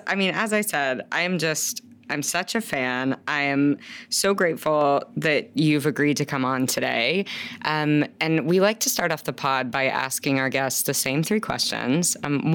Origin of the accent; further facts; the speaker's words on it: Chicago, Illinois, United States; we're both Chicago girls.